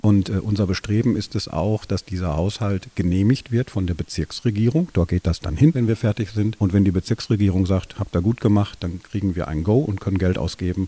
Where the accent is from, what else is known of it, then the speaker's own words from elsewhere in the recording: Dortmund, North Rhine-Westphalia, Germany; ich bin in Dortmund geboren, lebe gerne in Dortmund, habe auch immer in Dortmund gelebt